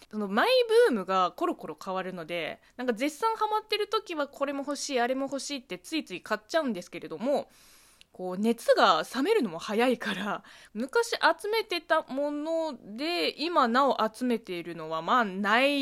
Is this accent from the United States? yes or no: no; China; Japanese is a second language; この番組は中国生まれ中国育ちの … があなたの質問に答えていく